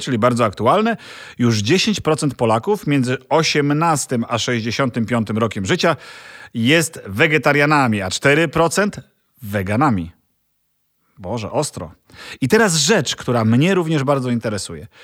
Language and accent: Polish; eastern Poland, Poland; Ja jestem e, ze wschodu, więc e, tam się urodziłem.